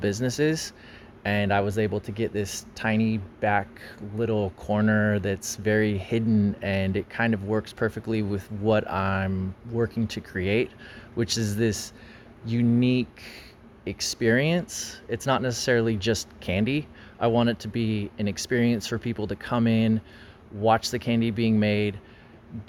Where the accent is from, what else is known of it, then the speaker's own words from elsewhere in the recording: Paso Robles, California, United States; Paso is my hometown, born and raised here, family still lives here.